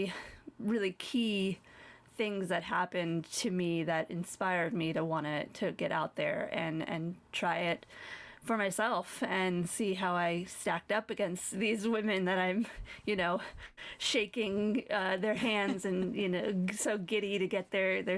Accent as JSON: {"language": "English", "region": "New York", "country": "United States", "also_born_or_lived": "Colorado", "moved": "yes", "said": "I am from New York. I only moved to Colorado."}